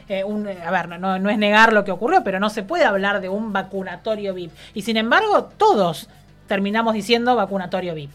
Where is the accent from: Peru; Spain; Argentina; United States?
Argentina; esos somos los argentinos